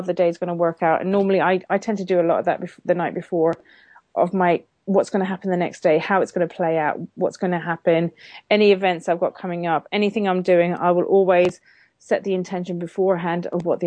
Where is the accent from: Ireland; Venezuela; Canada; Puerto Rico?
Ireland; also born or lived in London, United Kingdom; now in United Kingdom; I grew up in Ireland.